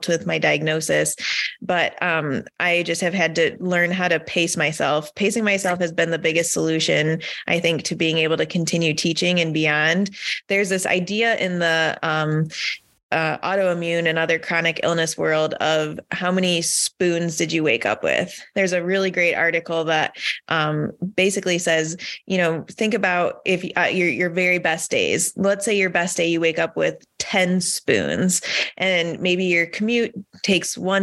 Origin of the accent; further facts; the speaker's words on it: Michigan, United States; I grew up in Michigan.